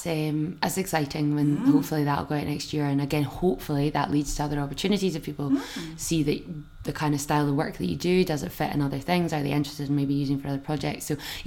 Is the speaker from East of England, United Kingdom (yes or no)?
no; Scotland, United Kingdom; being Scottish